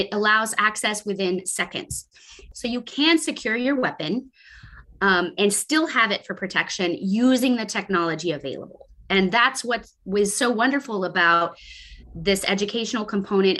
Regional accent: Texas, United States; my home state of Texas

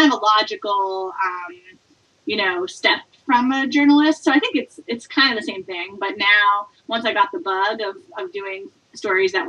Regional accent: Port Chester, New York, United States; moved away as an adult; also born or lived in Connecticut; now in San Francisco Bay Area, United States; I grew up in Portchester, New York, which is a suburb outside of Manhattan, about 30 minutes north

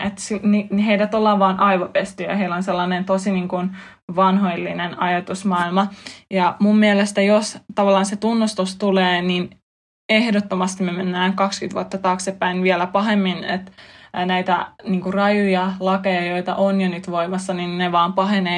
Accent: Finland; mä olen tullut länsimaista, mä oon kasvanut Suomessa

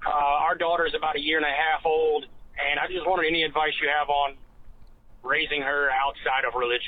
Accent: South Carolina, United States; I'm from South Carolina.

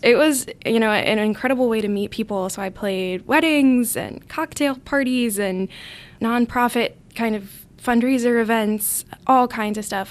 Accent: Allentown, Pennsylvania, United States; moved away as an adult; now in Notre Dame, United States; I'm from Allentown, Pennsylvania, which is about an hour and a half north of Philadelphia

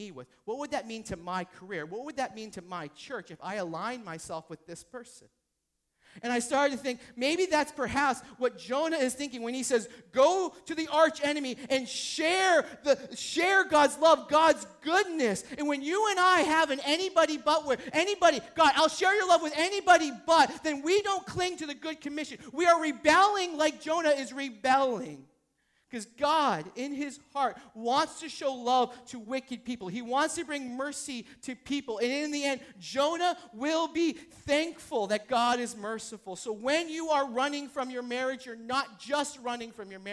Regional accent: New Hampshire, United States; I'm from New Hampshire.

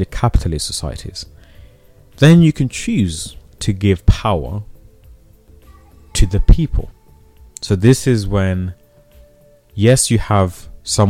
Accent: Zimbabwe; I come from Zimbabwe. I was born in Zimbabwe.

